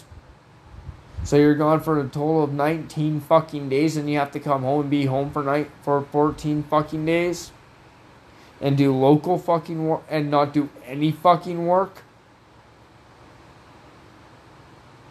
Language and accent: English; Canada